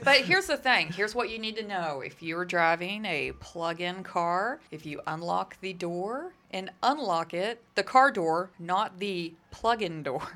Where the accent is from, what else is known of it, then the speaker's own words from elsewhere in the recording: Permian Basin, Texas, United States; I'm from the Permian Basin, so I'm gas all the way